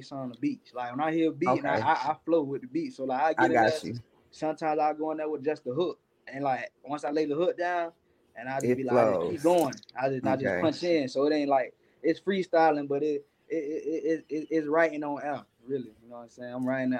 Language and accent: English; Florida, United States; I'm from Florida